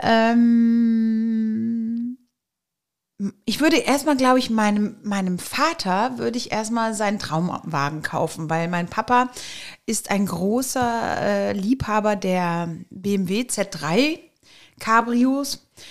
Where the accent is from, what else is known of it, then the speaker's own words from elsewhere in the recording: Eschweiler, North Rhine-Westphalia, Germany; geboren in Eschweiler, also eine Öscherprinte sozusagen